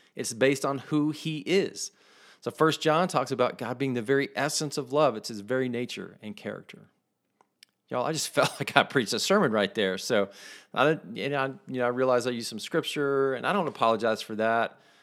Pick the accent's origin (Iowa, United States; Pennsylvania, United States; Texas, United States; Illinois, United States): Texas, United States; West; I call where I grew up in West Texas the belt buckle of the Bible Belt